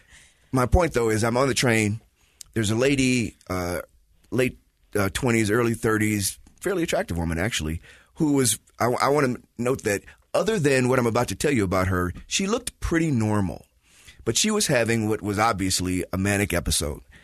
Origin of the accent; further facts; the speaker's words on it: Chicago, Illinois, United States; now in Utah, United States; I'm from Chicago, been watching that for 40, 50 years.